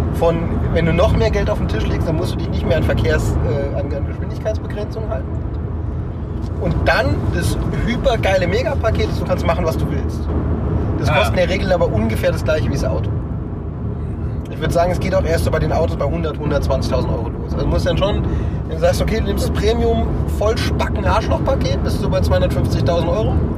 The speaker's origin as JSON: {"language": "German", "country": "Germany", "said": "als Deutscher"}